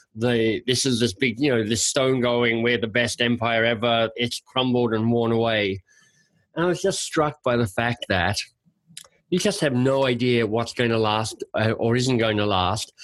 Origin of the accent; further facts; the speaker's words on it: Australia; moved away as an adult; also born or lived in Oxford, England / London, England / Boston, United States; now in Canada; I'm Australian by birth